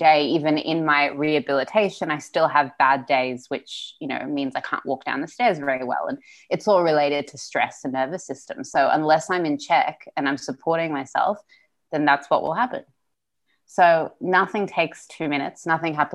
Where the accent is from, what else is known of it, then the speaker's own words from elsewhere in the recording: Sydney, New South Wales, Australia; first language Russian; English is a second language; So we're from Odessa, I was born in Sydney. So Russian is still my first language, so I'm very European